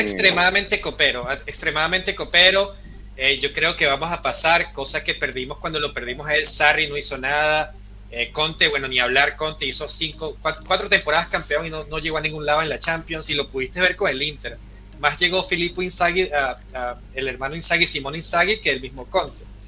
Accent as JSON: {"language": "Spanish", "country": "Venezuela"}